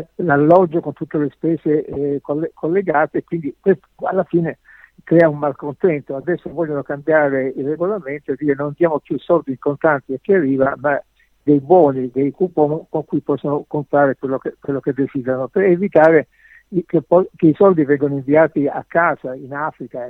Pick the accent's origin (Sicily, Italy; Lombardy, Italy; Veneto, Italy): Sicily, Italy; now in Germany; come siciliano